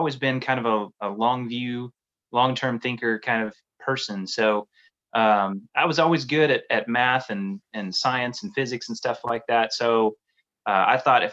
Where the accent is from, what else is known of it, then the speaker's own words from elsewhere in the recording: Tulsa, Oklahoma, United States; in Tulsa, Oklahoma, where I grew up